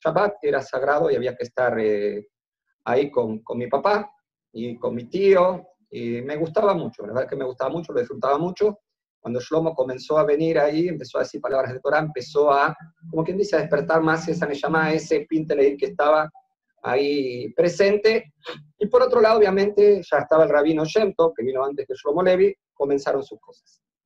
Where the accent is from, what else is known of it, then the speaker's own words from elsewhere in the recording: Montevideo, Uruguay; primero soy uruguayo, nacido en Montevideo